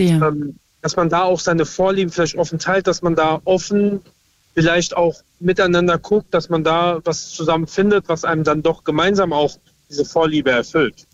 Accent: Lorsch, Hesse, Germany; ich komme aus Lorsch in Südhessen

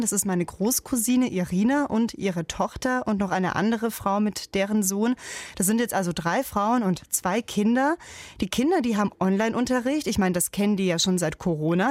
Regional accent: Germany; Ich selbst, ich bin zwar in Deutschland geboren

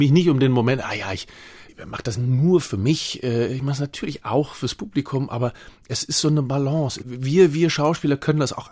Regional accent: North Rhine-Westphalia, Germany; Aber ich bin aus dem Ruhrgebiet gekommen und habe, ich kann es gar nicht mehr richtig. Das war nun auch nicht gerade Hochdeutsch

